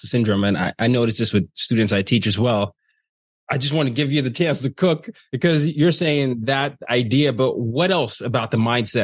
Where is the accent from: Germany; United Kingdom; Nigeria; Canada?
Nigeria; I'm Nigerian